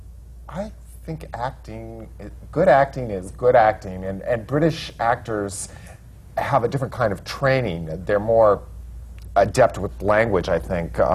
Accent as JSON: {"language": "English", "region": "the Black Hills of South Dakota", "country": "United States", "tie": "born or raised there", "also_born_or_lived": "Wyoming", "moved": "yes", "said": "I grew up in South Dakota, the Black Hills of South Dakota, near Mount Rushmore, and my family were ranchers"}